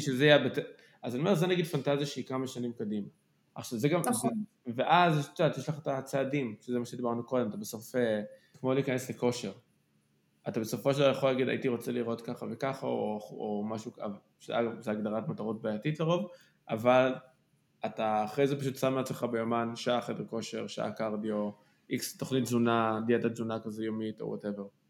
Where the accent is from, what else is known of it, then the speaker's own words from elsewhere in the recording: Kfar Saba, Central District, Israel; אני גדלתי בכפר סבא